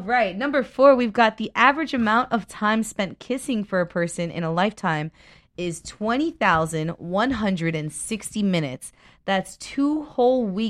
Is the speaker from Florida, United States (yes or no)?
yes; Miami, Florida, United States; now in Los Angeles, United States; I'm from Miami